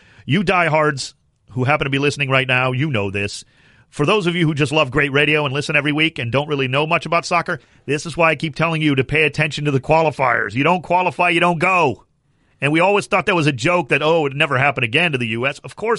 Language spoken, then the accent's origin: English; United States; I'm mad at you that I was born in America